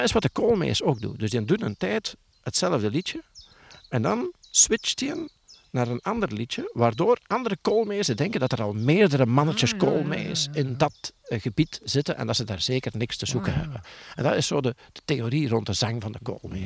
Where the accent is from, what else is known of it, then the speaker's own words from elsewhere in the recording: Tessenderlo, Flanders, Belgium; bij ons in Torp in oh. Tersenderlo